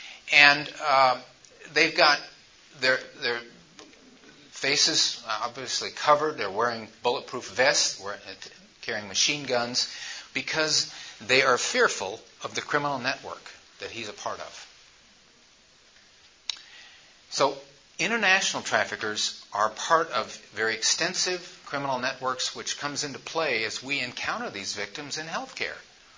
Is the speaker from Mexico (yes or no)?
no; Ohio, United States; I'm from Ohio and near the Columbus area.